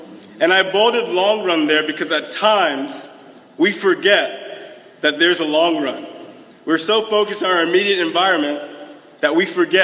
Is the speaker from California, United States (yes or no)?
yes; Los Angeles, California, United States; now in Birmingham; I'm from Los Angeles, California.